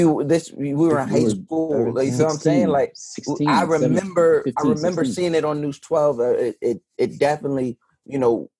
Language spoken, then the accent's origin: English; Long Island, New York, United States; I'm from Long Island.